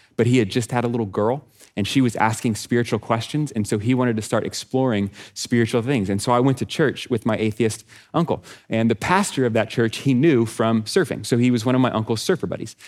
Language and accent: English; Texas, United States; I'm from Texas